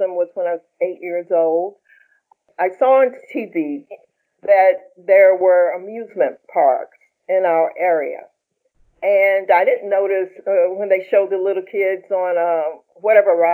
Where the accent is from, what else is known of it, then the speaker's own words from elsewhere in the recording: Roanoke, Virginia, United States; moved away; also born or lived in New York; I'm from Roanoke, Virginia, and my family's from there as well. Eventually, I moved to New York.